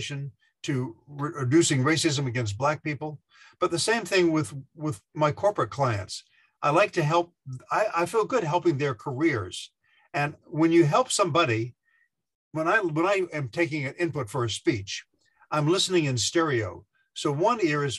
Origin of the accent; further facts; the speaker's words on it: Beaufort, South Carolina, United States; moved away as an adult; also born or lived in New York City; I came from Beaufort, South Carolina, a little island of 5,000 people, took a bus up to New York City